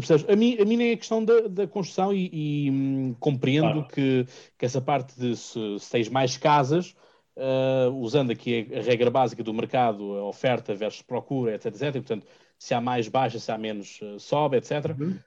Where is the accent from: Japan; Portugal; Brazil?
Portugal; Margem Sul, Setúbal Peninsula; eu sou aqui da Margem Sul